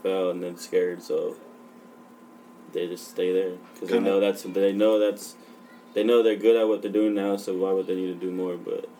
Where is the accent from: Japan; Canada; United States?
United States; San Jose, California; born and raised in San Jose, the east of San Jose.